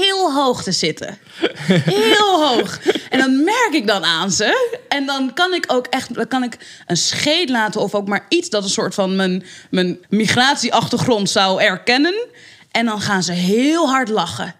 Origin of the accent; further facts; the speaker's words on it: Amsterdam, North Holland, Netherlands; En ik ben opgegroeid in de Belmer.